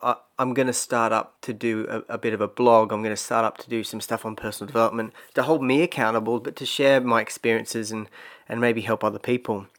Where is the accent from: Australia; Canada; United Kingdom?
Australia; moved away as an adult; also born or lived in Brisbane; growing up in Australia